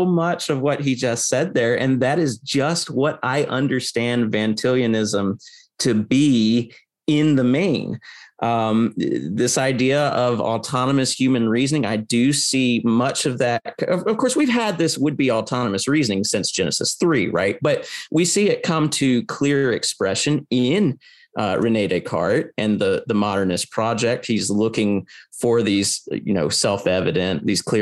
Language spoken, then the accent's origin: English; United States; I grew up in the American public school system